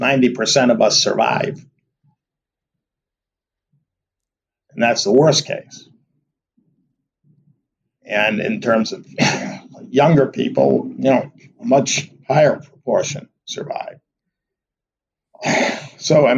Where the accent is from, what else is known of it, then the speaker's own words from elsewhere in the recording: Providence, Rhode Island, United States; moved away; I'm originally from Providence